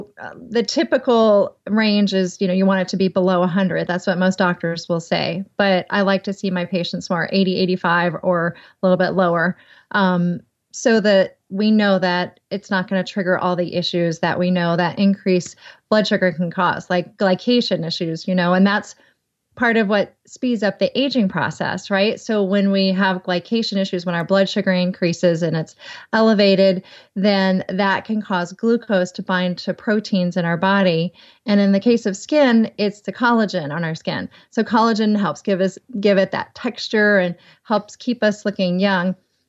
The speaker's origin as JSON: {"language": "English", "region": "the South", "country": "United States", "accent": "southern", "said": "Skim. Might be my southern accent."}